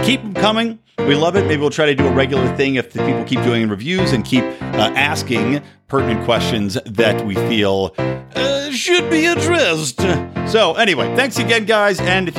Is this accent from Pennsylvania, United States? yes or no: yes; Yardley, Pennsylvania, United States; now in Los Angeles, United States; Because, of course, I'm not from LA. I grew up in outside of Philadelphia in a place called Yardley, Morrisville. It was right between Yardley, Pennsylvania and Morrisville, Pennsylvania.